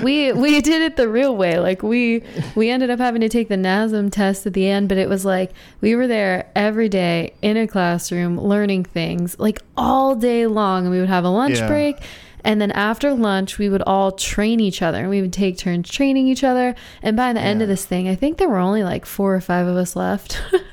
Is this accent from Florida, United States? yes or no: no; California, United States; Just Southern California, plain and simple. Born and raised my whole life.